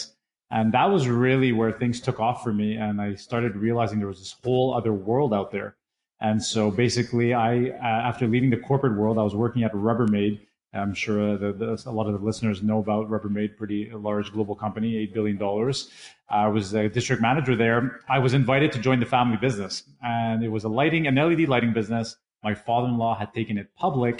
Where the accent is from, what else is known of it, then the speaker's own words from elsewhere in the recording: Canada; also born or lived in England; I immigrated from England over to Canada when I was much younger